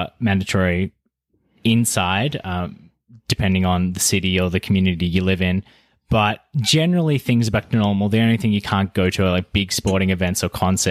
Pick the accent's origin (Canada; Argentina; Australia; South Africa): Australia; Victoria; moved away; my home state is Victoria, Australia. Now, I don't happen to be living there